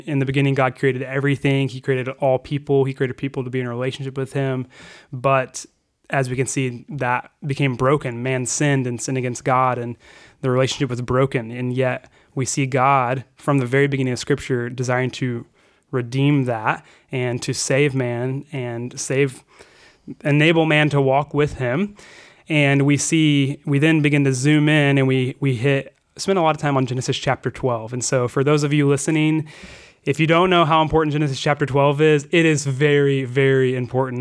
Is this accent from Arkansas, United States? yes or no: yes; Fayetteville, Arkansas, United States; I grew up in Arkansas